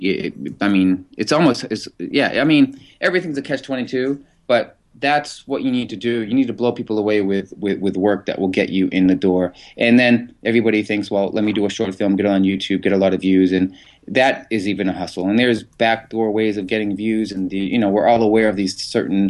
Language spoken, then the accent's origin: English; Boston, Massachusetts, United States; Growing up in Massachusetts, that's in Boston